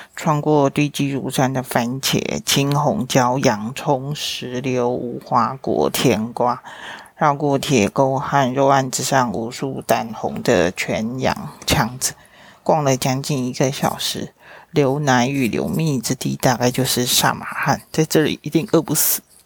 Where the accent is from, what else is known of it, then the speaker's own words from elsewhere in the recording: Taiwan; 是台湾来的